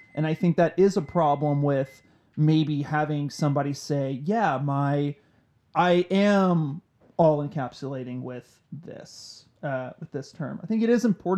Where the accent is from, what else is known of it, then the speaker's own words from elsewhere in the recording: Waxahachie, Texas, United States; when I was growing up in Waxahachie